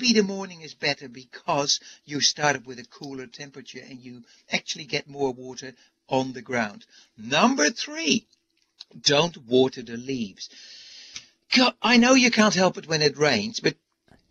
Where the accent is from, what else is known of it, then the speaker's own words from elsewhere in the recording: Indonesia; also born or lived in Arizona; now in New Zealand; I was born in Indonesia